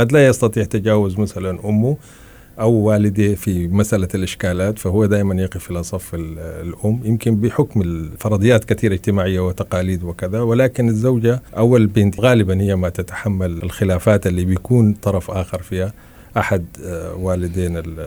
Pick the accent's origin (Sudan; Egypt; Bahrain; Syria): Sudan; Blue Nile area, central Sudan; moved away; في البلد عندنا في على النيل الازرق في منطقة زراعية وكذا في وسط السودان